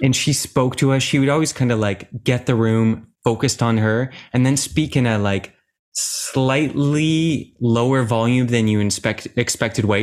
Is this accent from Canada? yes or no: yes; Oakville, Ontario, Canada; I'm from Oakville and I was, I think I was eight years old when I started